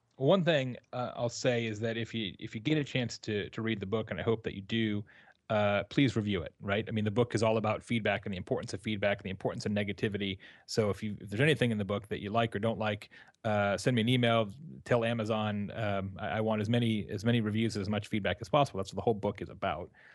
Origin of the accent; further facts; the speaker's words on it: Arizona, United States; also born or lived in Tucson; now in Midwest, United States; I'm from Arizona originally